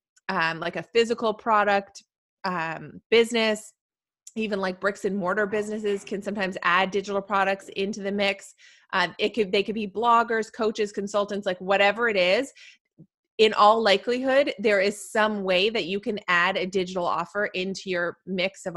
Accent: Canada; I'm in Canada and Canadians love to like find out that I'm Canadian

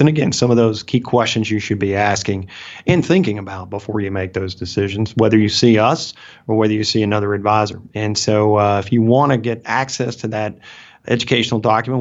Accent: Alabama, United States; accent: Southern; I'm from Alabama, right? And so I speak with a Southern accent

